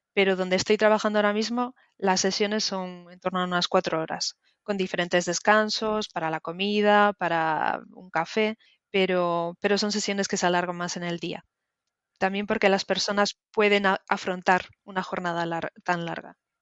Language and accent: Spanish; Galicia, Spain; moved away as an adult; now in London, United Kingdom; Soy de, España, eh, de Galicia